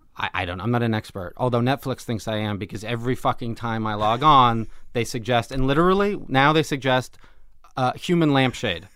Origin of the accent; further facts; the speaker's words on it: Los Angeles, California, United States; I grew up in Los Angeles